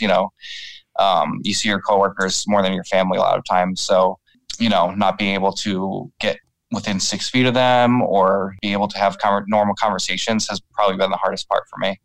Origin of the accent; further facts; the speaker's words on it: New York, United States; we're both from New York